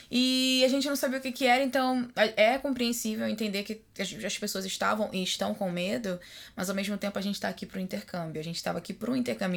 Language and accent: Portuguese; Rio de Janeiro, Brazil; moved away as an adult; now in Washington, United States; que sou do Rio de Janeiro